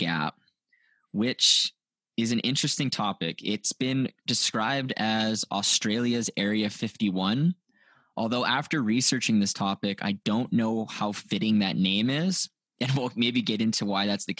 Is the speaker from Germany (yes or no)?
no; Canada; I'm Canadian